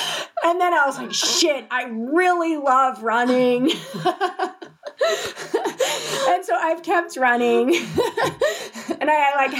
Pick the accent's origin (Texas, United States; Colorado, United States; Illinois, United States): Colorado, United States; moved away as an adult; also born or lived in Thailand; I'm from Colorado